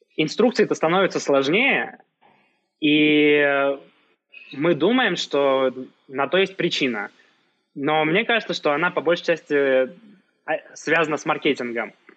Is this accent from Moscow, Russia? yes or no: no; Saint Petersburg, Russia; moved away as an adult; now in Yerevan, Armenia; хотя сам, э, родился и вырос в Петербурге